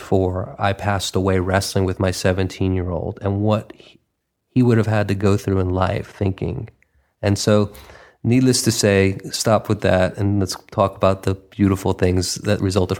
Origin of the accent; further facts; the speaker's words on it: New York, United States; now in Los Angeles, United States; I mean, you know, I'm from New York and now sort of being a transplant out here in lovely Los Angeles.